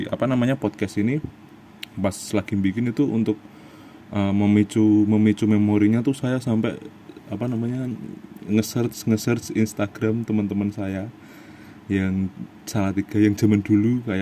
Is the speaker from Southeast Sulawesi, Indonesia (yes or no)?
no; Salatiga, Central Java, Indonesia; now in Jakarta, Indonesia; kita bahas uh, kampung saya dulu